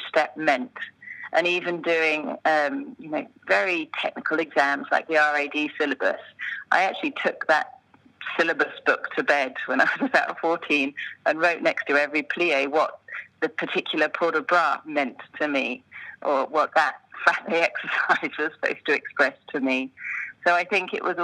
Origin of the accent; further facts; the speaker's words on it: United Kingdom; moved away as an adult; now in Switzerland; most of my choreographic experience had been as a British-based choreographer internationally, but that was really my anchor. And coming from this storytelling British background